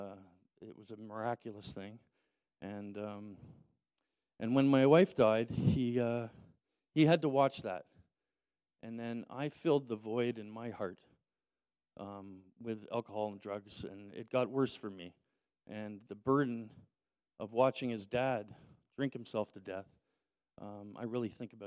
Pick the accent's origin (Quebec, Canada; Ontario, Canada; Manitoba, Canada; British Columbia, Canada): Ontario, Canada; Toronto; growing up in Toronto with a single mother